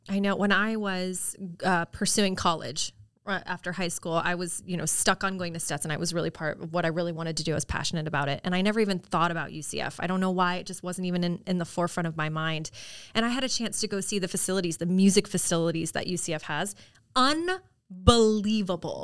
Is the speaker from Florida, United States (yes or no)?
yes; Orlando, Florida, United States; I'm an Orlando native